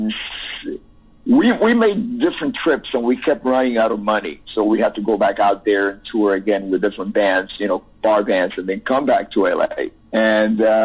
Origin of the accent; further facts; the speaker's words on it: Cuba; moved away; also born or lived in Miami; I have an accent. Yes, because I'm Cuban